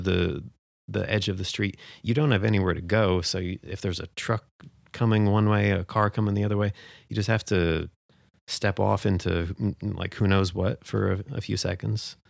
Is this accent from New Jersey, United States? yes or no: yes; New Jersey, United States; moved away as an adult; also born or lived in Tucson, Arizona / Flagstaff, Arizona; now in Portland, United States; born and raised in New Jersey